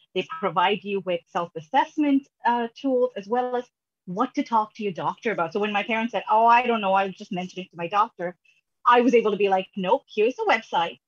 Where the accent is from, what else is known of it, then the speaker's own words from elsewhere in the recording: Sri Lanka; now in Canada; I'm originally from Sri Lanka